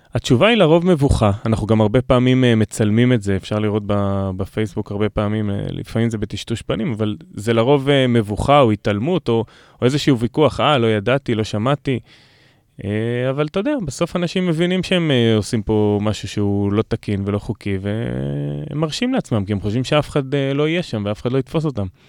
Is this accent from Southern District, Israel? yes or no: yes; Revivim, Southern District, Israel; גדלתי ברביבים בנגב